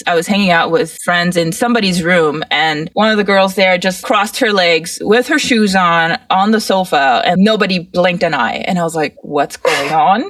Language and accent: English; Mauritius; moved away; I grew up in Mauritius, which is a tiny island in the middle of the Indian Ocean